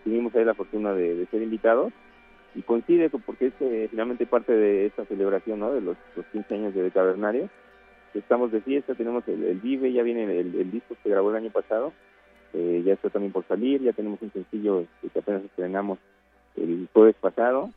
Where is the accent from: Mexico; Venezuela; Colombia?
Mexico; Cuautitlán, State of Mexico; Somos del Estado de México, de Cuautitlán